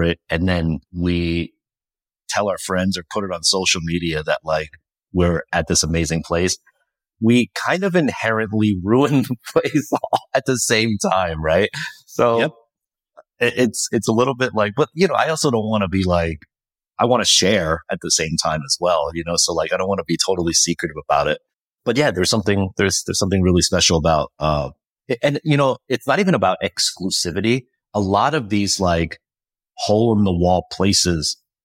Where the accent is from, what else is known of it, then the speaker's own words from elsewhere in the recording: New Jersey, United States; I grew up in New Jersey